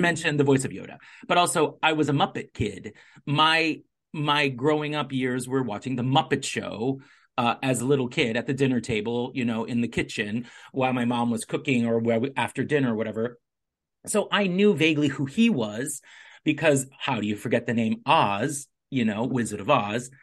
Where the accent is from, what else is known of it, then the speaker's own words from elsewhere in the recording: Southern California, United States; moved away; also born or lived in New York; I grew up in Southern California